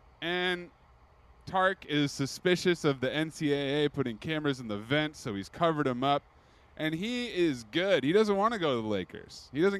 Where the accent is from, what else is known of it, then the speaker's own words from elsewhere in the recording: San Francisco, California, United States; Growing up in San Francisco